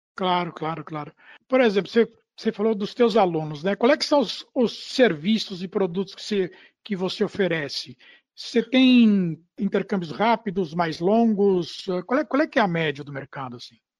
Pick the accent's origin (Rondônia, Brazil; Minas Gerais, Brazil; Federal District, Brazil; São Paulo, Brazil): São Paulo, Brazil; eu nasci na maternidade, chamaram Maternidade Paulista, no Jardim Paulista